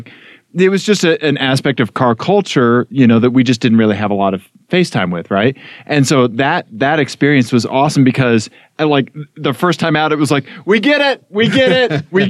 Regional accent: Missouri, United States; I grew up driving pickup trucks. I'm from Missouri.

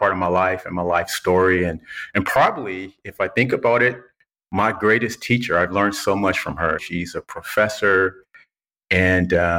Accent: Compton, California, United States; I was born and raised in Compton, California

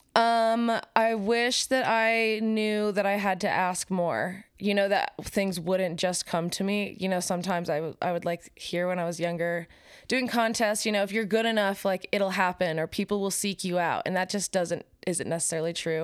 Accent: Park City, Utah, United States; moved away as an adult; now in Salt Lake City, United States; I live in Salt Lake City, Utah, but I'm from Park City.

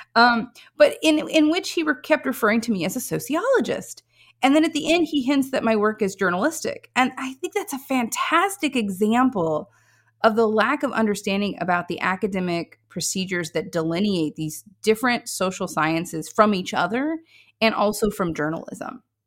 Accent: Missouri Ozarks, United States; I come from the Missouri Ozarks

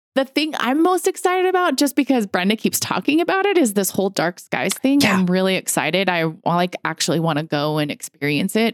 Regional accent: Montana, United States; I'm from the States. We're, we're in the States. I'm from Montana

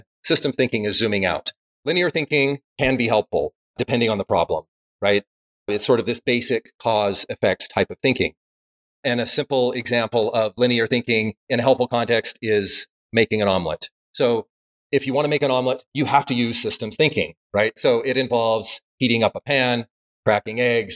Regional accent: Salt Lake City, Utah, United States; I grew up in Salt Lake area

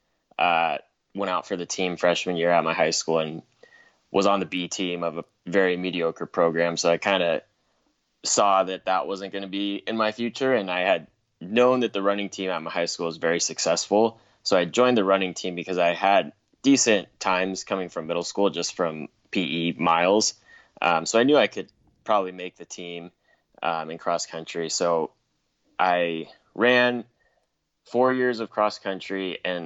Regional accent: Southern California, United States; I'm from Southern California

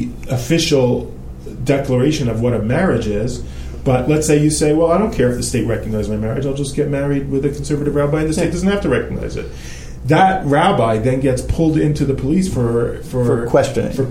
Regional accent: United States; born and raised in the United States of America

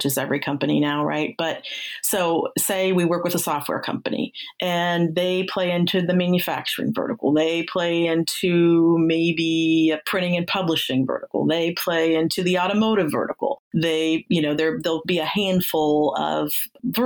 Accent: Ohio, United States; moved away as an adult; also born or lived in Bay Area, California; I'm from Ohio. That's where I'm at now. But I lived in the Bay Area for about 7 years

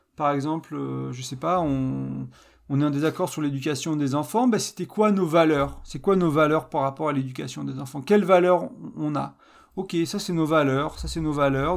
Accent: France; je suis français

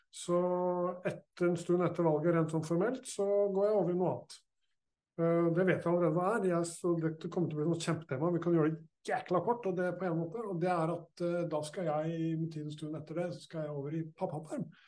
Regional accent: Molde, Møre og Romsdal, Norway; now in Oslo, Norway; Men jeg er opprinnelig faktisk fra Molde. Fra byen Molde. Født der. På fylkessykehuset.

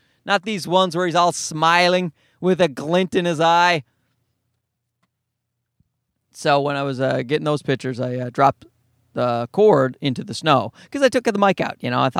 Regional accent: East Coast, Canada; He's from the East Coast of Canada, and I'm from the East Coast of Canada. We're not from the exact same place, but it's decently close.

